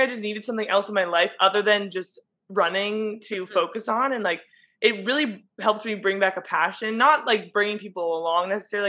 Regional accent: San Diego, California, United States; I'm from San Diego

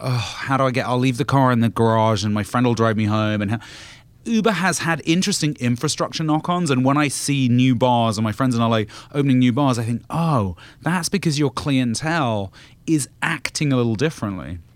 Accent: United Kingdom; moved away; I'm not British anymore

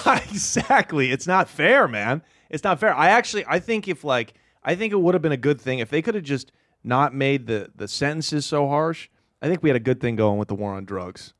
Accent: Portland, Oregon, United States; I'm from Portland, Oregon.

